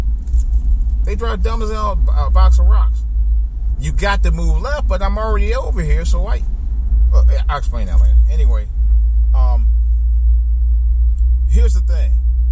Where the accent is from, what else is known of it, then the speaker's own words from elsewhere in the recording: Cleveland, Ohio, United States; moved away; I grew up around East Cleveland, Ohio. I really consider East Cleveland my home, but although, you know, I was born in Cleveland